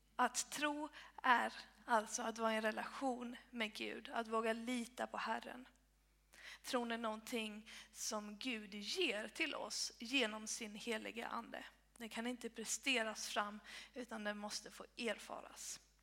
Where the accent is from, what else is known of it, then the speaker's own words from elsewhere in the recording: Blekinge, Sweden; moved away as an adult; also born or lived in Uppsala; now in Helsingborg, Sweden; jag är uppvuxen i Bekinge